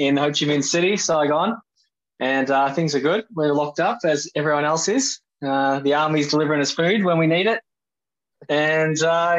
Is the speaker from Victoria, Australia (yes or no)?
yes; Lancefield, Victoria, Australia; moved away; Yeah, we grew up in a small town, Lansfield, about 1,000 people.